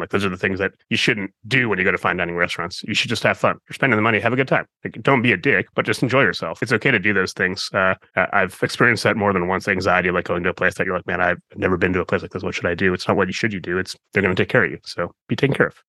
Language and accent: English; Midwest, United States; I'm from the Midwest